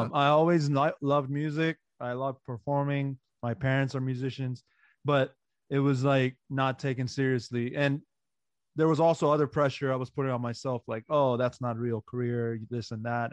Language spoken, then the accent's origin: English; Maryland, United States; born or raised there; English is a second language; also born or lived in Iran / Pakistan